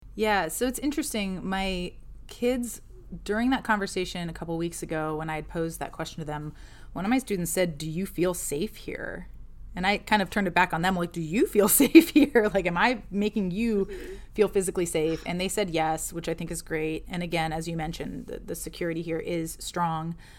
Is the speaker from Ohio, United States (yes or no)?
yes; Ohio, United States; now in Alexandria, United States; originally from Ohio, in the Midwest of the U, of the United States, uh, from a very small town between Cleveland and Akron. Um, but now I live in Alexandria, Virginia